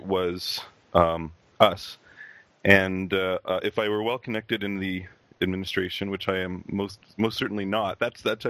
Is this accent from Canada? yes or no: yes; Canada; I'm actually Canadian